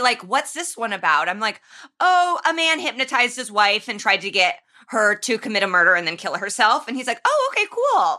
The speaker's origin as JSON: {"language": "English", "town": "Indianapolis", "region": "Indiana", "country": "United States", "said": "I'm from Indianapolis"}